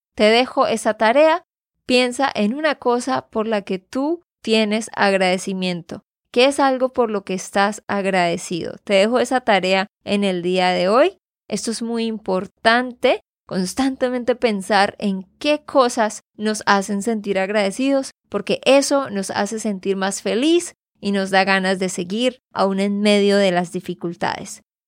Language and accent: Spanish; Santander, Colombia; de Santander, Colombia